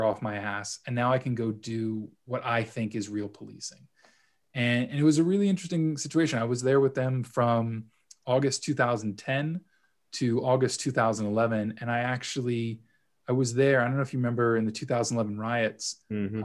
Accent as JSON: {"language": "English", "town": "Los Angeles", "region": "California", "country": "United States", "also_born_or_lived": "United Kingdom", "moved": "as an adult", "lives_now": "Toronto, Canada", "said": "originally from Los Angeles, but uh, spent some time in the UK doing my uh, my grad school work there, and uh, now I'm here in Toronto"}